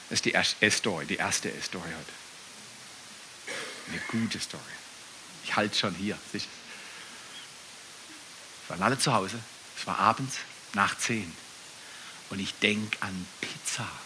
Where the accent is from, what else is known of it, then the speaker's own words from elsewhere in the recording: Freiburg, Baden-Württemberg, Germany; also born or lived in Dallas, United States / Canada; Bin ich verrückt als Freiburger, wenn ich sage, wo gehst du als nächstes hin?